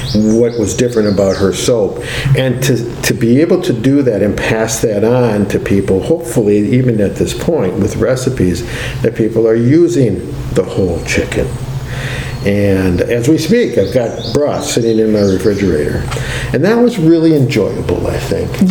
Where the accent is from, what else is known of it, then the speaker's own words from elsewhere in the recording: Milwaukee, Wisconsin, United States; I also grew up in a city. I grew up in Milwaukee